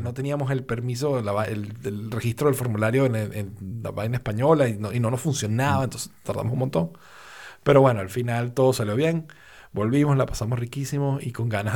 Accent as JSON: {"language": "Spanish", "town": "Valencia", "region": "Carabobo", "country": "Venezuela", "tie": "born or raised there", "also_born_or_lived": "Caracas, Venezuela", "said": "yo nací en Caracas, yo crecí en Valencia"}